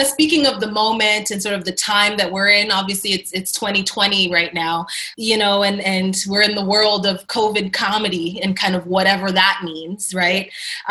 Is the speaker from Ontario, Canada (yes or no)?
yes; Toronto, Ontario, Canada; I'm from Toronto, which is the more famous part of Canada than Windsor